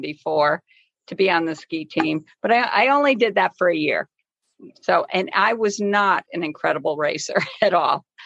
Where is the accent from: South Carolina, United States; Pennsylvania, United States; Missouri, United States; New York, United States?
New York, United States; Scotia; now in Lake Placid, United States; I grew up in Scotia, New York.